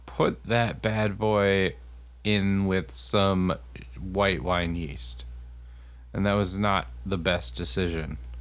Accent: Texas, United States; now in Wisconsin, United States; where I grew up in Texas

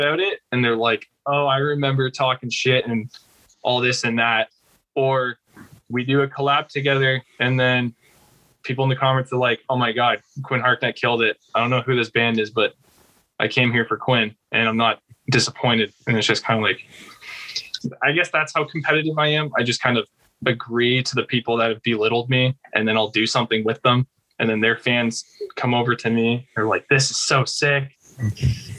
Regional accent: Canada; I'm Canadian

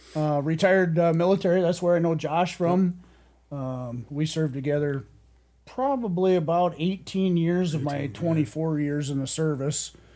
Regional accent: South Shore of Lake Superior, Wisconsin, United States; also born or lived in Madison County, Iowa / Colorado; I uh, grew up on uh, Lake Superior, uh, uh, South Shore. Um, graduated cornucopia herbster, Port Wing, right on Lake Superior

